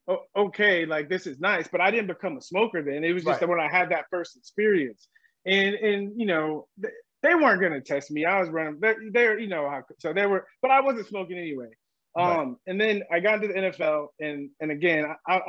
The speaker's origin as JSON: {"language": "English", "town": "San Diego", "region": "California", "country": "United States", "tie": "born or raised there", "moved": "as an adult", "said": "I grew up in San Diego"}